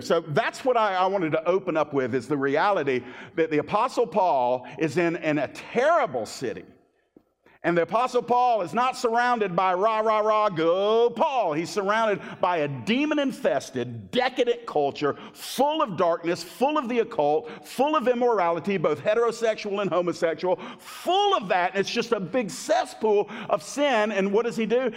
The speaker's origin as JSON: {"language": "English", "town": "Miami", "region": "Florida", "country": "United States", "tie": "born or raised there", "said": "where I was born in Miami"}